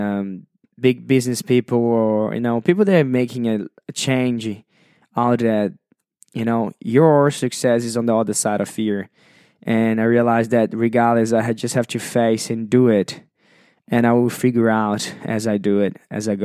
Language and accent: English; Brazil; English is a second language; moved away as an adult; now in Sydney, Australia; I was born and raised in Brazil, and at the age of 21